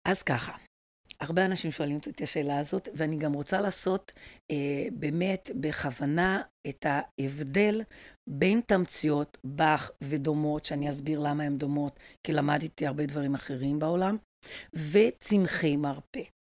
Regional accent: Brazil; now in Israel; אני גרתי בברזיל, אני ברזילאית

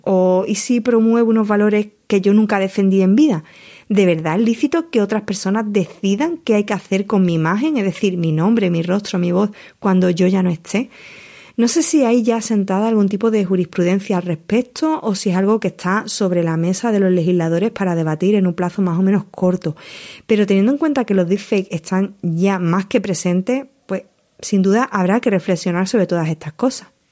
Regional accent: Huelva, Andalusia, Spain; accent: Andalusian; Ya venías de Huelva, como era mi caso

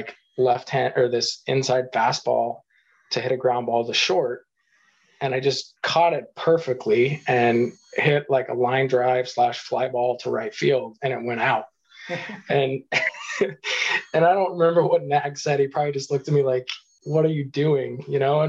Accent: Eastern Washington, United States; growing up in Eastern Washington

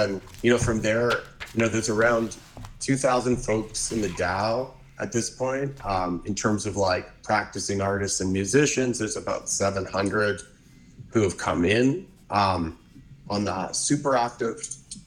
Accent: Hamilton, Ontario, Canada; moved away as an adult; also born or lived in Montreal / Vancouver / New York; I grew up actually in Hamilton, which is a very cool little city

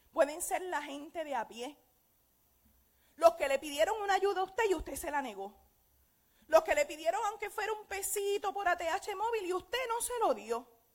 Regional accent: Aguadilla, Puerto Rico; Yo tengo una amiga que nos criamos juntas en Aguadilla

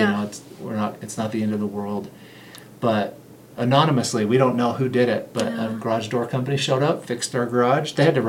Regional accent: Las Vegas, Nevada, United States; And growing up in Las Vegas, that was not the case there.

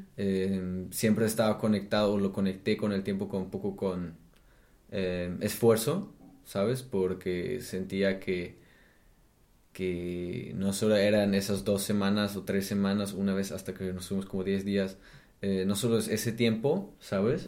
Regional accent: Germany; Spanish is a second language; also born or lived in Mexico / Brazil; now in Berlin, Germany; yo como soy alemán

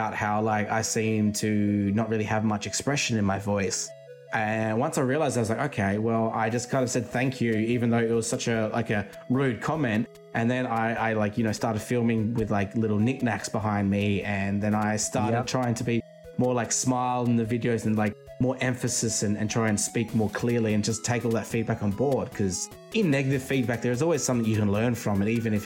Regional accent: Australia; I actually grew up in the country, and I've just moved to like a capital city in my state now

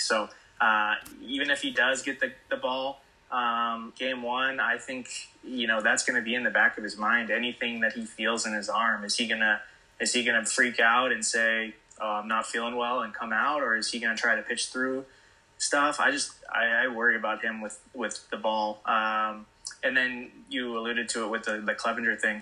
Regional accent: Bay Area, California, United States; growing up in the Bay Area

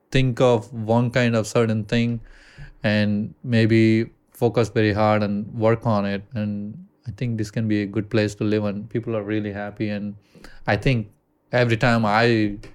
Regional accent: India; accent: Indian; English is a second language; And I actually try to get rid of my accent of Ind- Indian accent

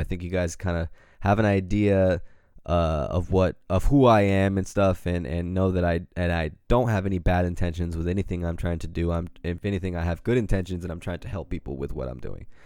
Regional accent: Pacific Grove, California, United States; we all lived in a little apartment in my hometown of Pacific Grove, California

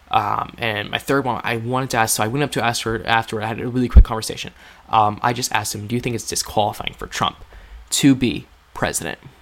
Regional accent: Walpole, New Hampshire, United States; RFK is coming to Walpole tomorrow. It's my hometown.

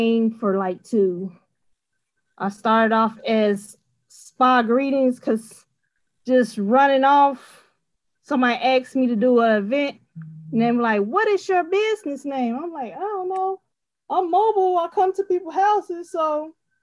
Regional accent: Chicago, Illinois, United States; Jeffrey Manor, the south side of Chicago

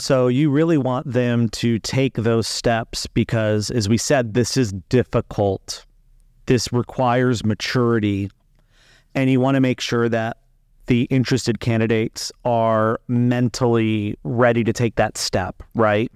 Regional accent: Las Vegas, Nevada, United States; moved away; also born or lived in Spain; I'm from Las Vegas originally

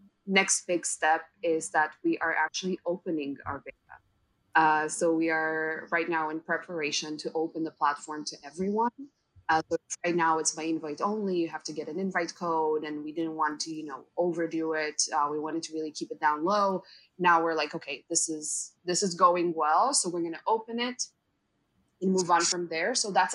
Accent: Israel; moved away as an adult; now in Canada; that's why we moved to Canada from Israel, both me, my wife, and our dog, because I wanted to go and study film

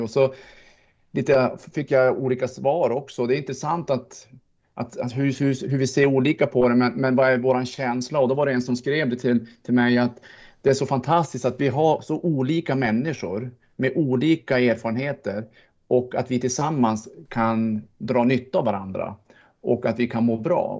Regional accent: Sweden; jag är svensk

